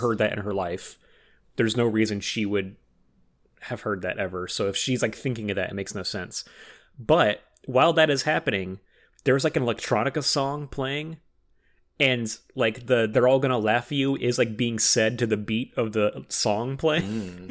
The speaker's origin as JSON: {"language": "English", "town": "Oxnard", "region": "California", "country": "United States", "tie": "born or raised there", "lives_now": "Los Angeles, United States", "said": "my hometown of Oxnard"}